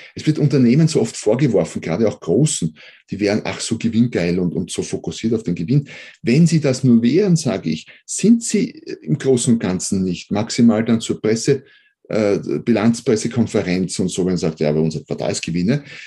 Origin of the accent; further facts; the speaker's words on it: Austria; accent: Austrian; bin Österreicher, wie man wahrscheinlich hört